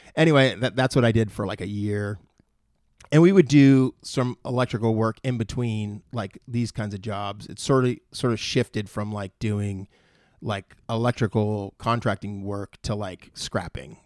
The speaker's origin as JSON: {"language": "English", "town": "Moorpark", "region": "California", "country": "United States", "tie": "born or raised there", "also_born_or_lived": "San Fernando Valley, California", "said": "I grew up, like, my teen years, I guess, was in Moore Park."}